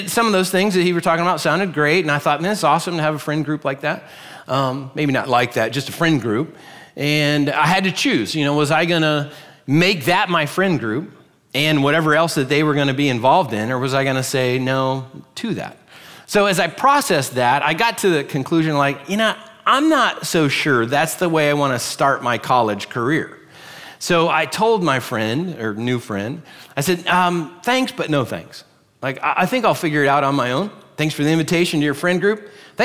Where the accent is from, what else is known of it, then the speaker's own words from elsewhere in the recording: Pennsylvania, United States; also born or lived in Virginia / Orlando, Florida; now in Florida, United States; We're originally from Pennsylvania, and we went to church with these folks